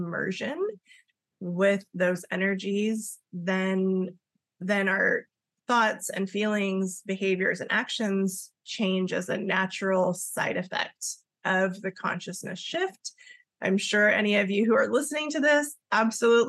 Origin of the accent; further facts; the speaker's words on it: Los Angeles, California, United States; my mom is from Okinawa, Japan, and my dad is Welsh, and we grew up in Los Angeles, California